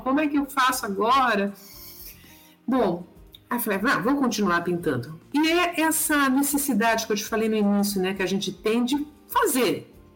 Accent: São Paulo, Brazil; eu nasci em São Paulo, né, capital

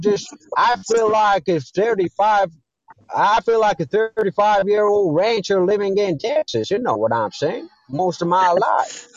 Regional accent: Iran; English is a second language; I'm from Iran.

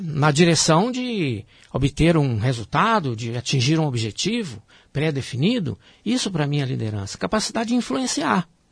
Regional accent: Minas Gerais, Brazil; also born or lived in Rio de Janeiro; eu sou natural de Minas Gerais

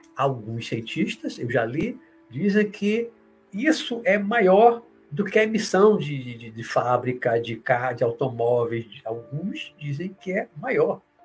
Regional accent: Salvador, Bahia, Brazil; Eu vi muito na minha adolescência aqui, na Pituba, aqui em Salvador.

